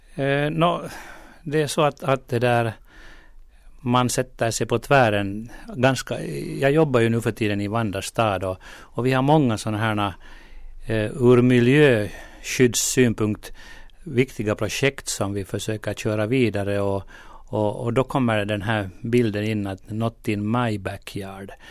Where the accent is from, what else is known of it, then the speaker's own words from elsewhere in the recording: Porvoo, Uusimaa, Finland; min hemkommun Borgå